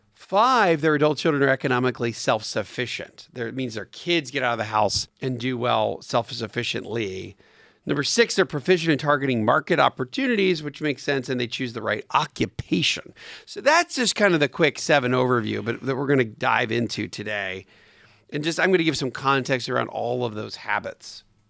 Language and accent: English; Atlanta, Georgia, United States; my hometown here in Atlanta